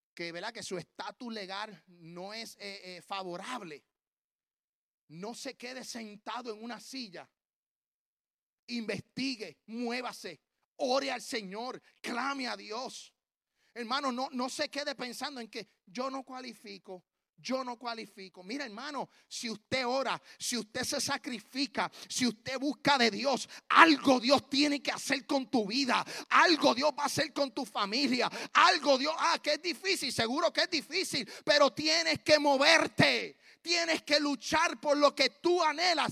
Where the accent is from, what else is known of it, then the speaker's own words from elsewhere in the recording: Puerto Rico; moved away as an adult; now in Tennessee, United States; yo soy puertorriqueño hasta en la luna